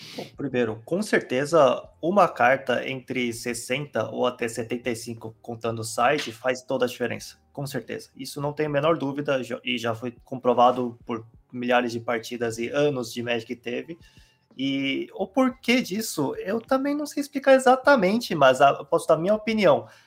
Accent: South Korea; Portuguese is a second language; now in Brazil; eu sou coreano mesmo, eu nasci lá e eu nasci num lugar que era interiorzão

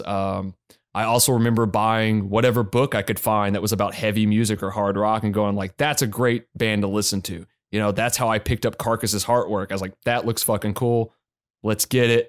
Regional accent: Northwest Arkansas, United States; also born or lived in Anniston, Alabama; I went back to Arkansas when I was about three, which is where my mother was born. And I spend a lot of time in small towns.

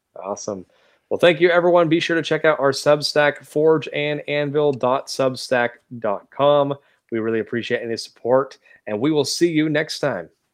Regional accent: Washington, United States; moved away as an adult; now in the South, United States; I grew up in Washington State

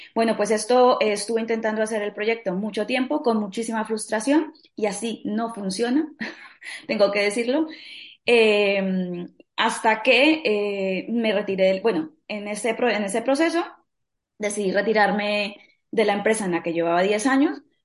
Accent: Colombia; now in Spain; soy colombiana, vivo en España hace ya casi diecinueve años

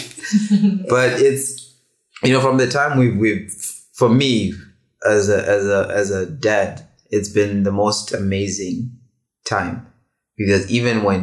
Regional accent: Botswana; I grew up in Botswana as well.

